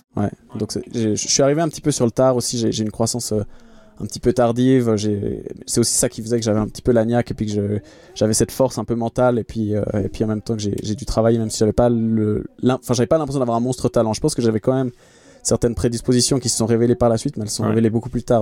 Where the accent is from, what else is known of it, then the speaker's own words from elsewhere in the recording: Geneva, Switzerland; je suis euh, de Genève, je viens de Suisse